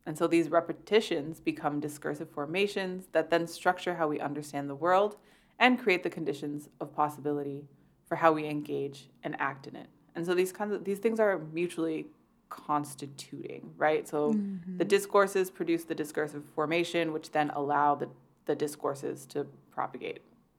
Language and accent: English; Canada; I'm Canadian